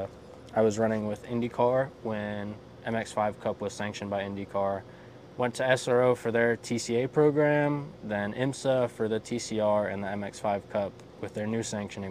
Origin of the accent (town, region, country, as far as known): Florida, United States